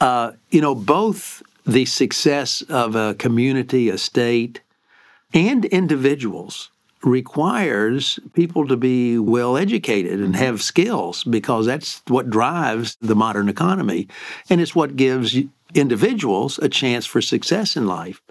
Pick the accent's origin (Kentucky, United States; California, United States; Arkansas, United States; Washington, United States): Kentucky, United States; Lexington; moved away as an adult; also born or lived in New Jersey / Maryland; I grew up in Lexington, Kentucky